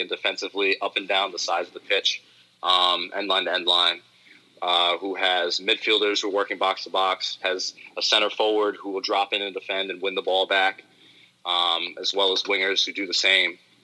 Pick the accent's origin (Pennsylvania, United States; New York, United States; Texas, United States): New York, United States; Speaking as a New Yorker